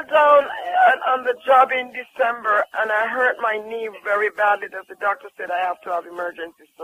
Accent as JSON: {"language": "English", "country": "Jamaica", "said": "I'm from Jamaica."}